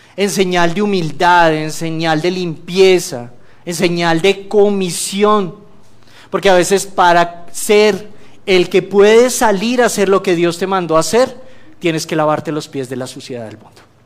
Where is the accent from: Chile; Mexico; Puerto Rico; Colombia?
Colombia; moved away; yo vengo de Colombia